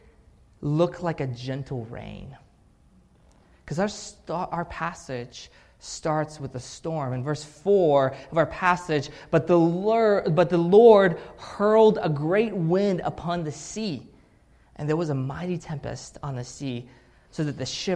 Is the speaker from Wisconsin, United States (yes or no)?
no; Pensacola, Florida, United States; also born or lived in Russia / Salem, Oregon; So I was born in Russia, raised in Russia, and then we moved from Russia to Salem for a couple years, Oregon, and then we end up in Pensacola